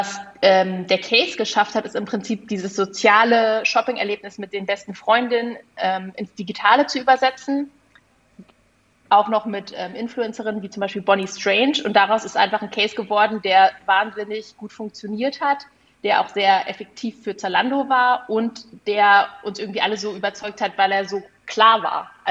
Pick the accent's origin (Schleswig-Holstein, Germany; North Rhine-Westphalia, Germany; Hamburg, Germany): Hamburg, Germany; Also wenn ich als Hamburgerin jetzt plötzlich auch den Kaffee von einem Minishop in München kaufen kann